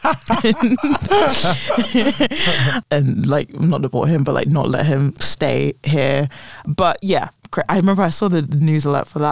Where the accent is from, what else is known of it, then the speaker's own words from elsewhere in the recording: London, United Kingdom; I was like, London